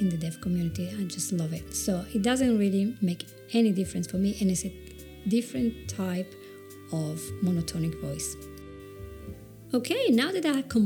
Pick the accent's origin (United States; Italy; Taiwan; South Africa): Italy; accent: Italian; English is a second language; I do have my Italian accent. I probably will never lose it